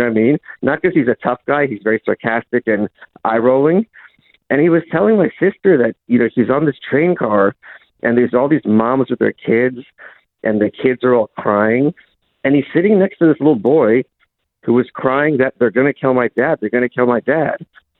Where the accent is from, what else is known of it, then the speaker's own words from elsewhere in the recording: Lviv, Lviv Oblast, Ukraine; We're from Lviv, which is the furthest west, major city in Ukraine.